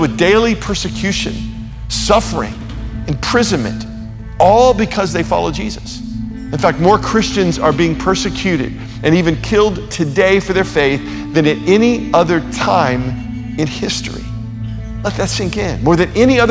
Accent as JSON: {"language": "English", "country": "United States", "said": "Growing up in America with our religious freedoms"}